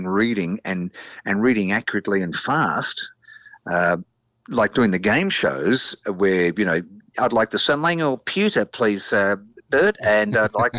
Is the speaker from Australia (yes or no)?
yes; Melbourne, Victoria, Australia; I grew up in East Kilda near the Channel 2 studios in Elstonwick